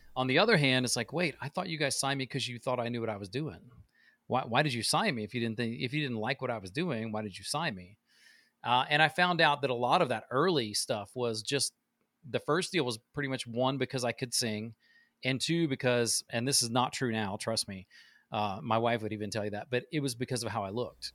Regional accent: Midwest, United States; now in Nashville, United States; I love where I grew up. It's very Midwest farmer cornfields

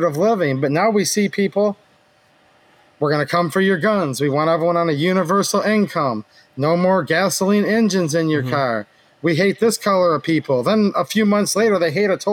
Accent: Michigan, United States; I was born here in Michigan, never left.

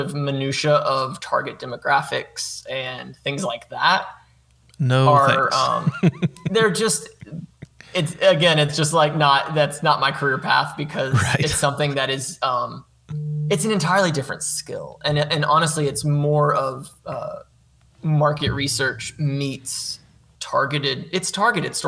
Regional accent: Guntersville, Alabama, United States; moved away; growing up in Gunnersville, I was kind of the kid that was interested in film and video

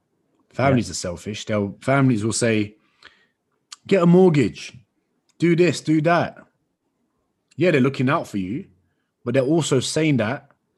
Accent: London, United Kingdom; Where are you from? London. No way. Whereabouts? Where in London? I'm a London boy. Talk to me.

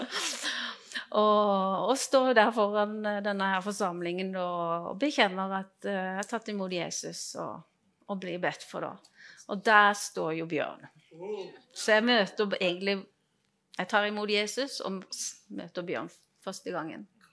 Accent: Grimstad, Agder, Norway; Ja, jeg kommer fra Grimstad. Eh, jeg vokste opp eh, i Grimstad

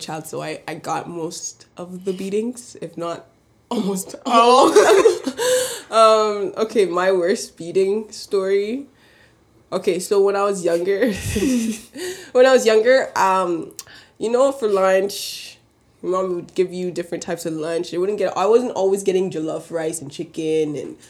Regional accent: Canada; I'm Nigerian. Not born and raised, though. Canadian born, but Nigerian background

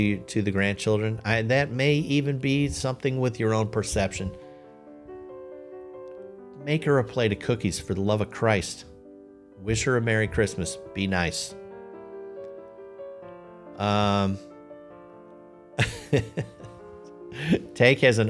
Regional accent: Lisle, Illinois, United States; I grew up in Lisle, Illinois

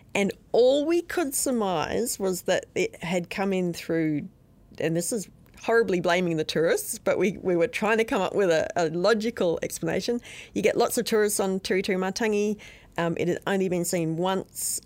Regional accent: outside of Brisbane, Queensland, Australia; moved away as an adult; now in New Zealand; When I was a kid, growing up outside of Brisbane in Australia

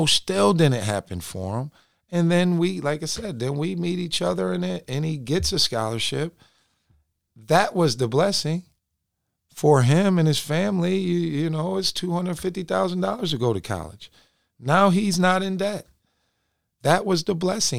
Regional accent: Binghamton, New York, United States; I'm from Binghamton, New York

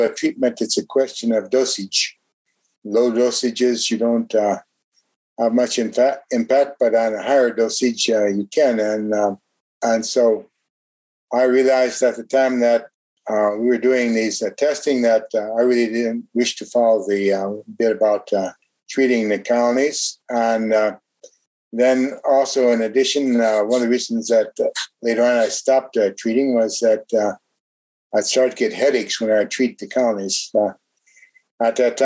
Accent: Ypsilanti, Michigan, United States; moved away as an adult; also born or lived in Ohio / Texas / New York / Germany; now in France; I'm originally from the United States, born in Ypsilanti, Michigan, lived in Ohio

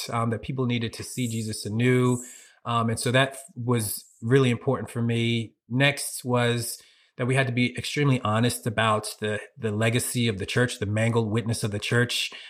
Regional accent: Norristown, Pennsylvania, United States; moved away as an adult; also born or lived in Philadelphia, US (West Oak Lane, East Germantown); now in Harrisburg, United States; I'm originally from Philly or Norristown in particular. I lived in Norristown for fifteen years

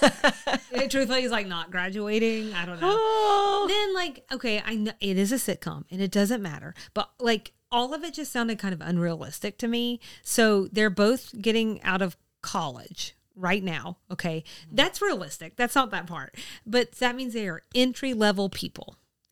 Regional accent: United States; Absolutely. I'm American.

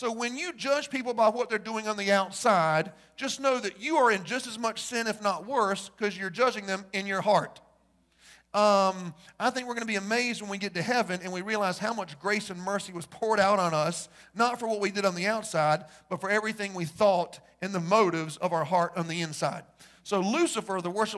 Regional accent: United States; I'm white. I'm a man, I'm straight, and I'm an American.

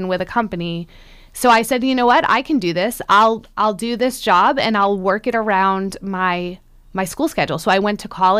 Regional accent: Centerville, Massachusetts, United States; moved away; I grew up in Centerville, which is in the town of Barnstable, so right in the middle of the Cape

